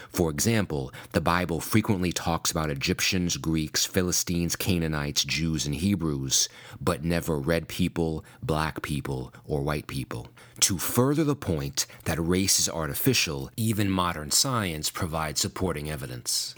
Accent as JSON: {"language": "English", "area": "Long Island", "region": "New York", "country": "United States", "tie": "born or raised there", "also_born_or_lived": "Brooklyn", "said": "I was born in Brooklyn. I was raised in Long Island."}